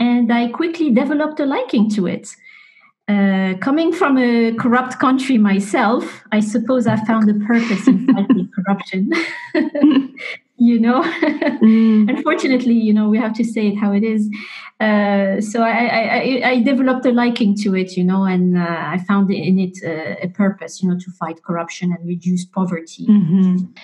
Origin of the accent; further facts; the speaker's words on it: Morocco; moved away; Morocco is my home country